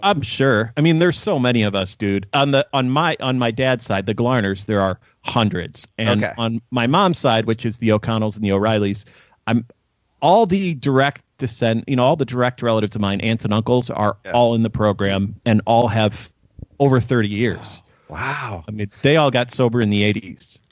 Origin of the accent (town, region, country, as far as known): Chicago, Illinois, United States